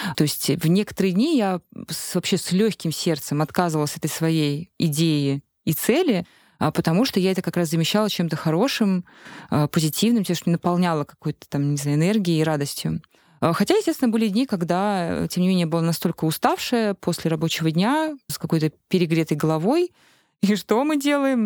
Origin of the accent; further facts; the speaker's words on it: Khimki, Moscow Oblast, Russia; moved away; я сама из Химок, но теперь там не живу.